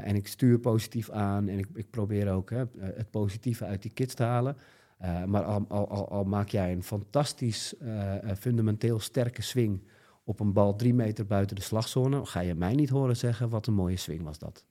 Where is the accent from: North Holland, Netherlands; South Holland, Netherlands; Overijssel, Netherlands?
North Holland, Netherlands; Alkmaar; also born or lived in Koedijk; Ik kom uit Alkmaar.